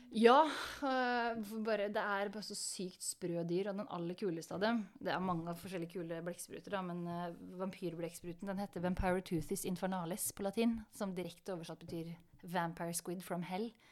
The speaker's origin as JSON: {"language": "Norwegian", "town": "Sarpsborg", "region": "Østfold", "country": "Norway", "tie": "born or raised there", "moved": "yes", "said": "som niåring på biblioteket hjemme i Sarpsborg."}